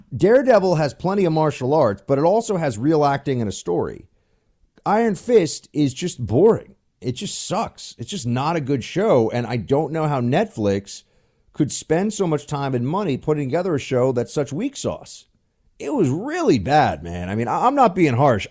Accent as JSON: {"language": "English", "town": "New York City", "region": "New York", "country": "United States", "tie": "born or raised there", "moved": "as an adult", "lives_now": "Washington, D.C., United States", "said": "I miss my hometown"}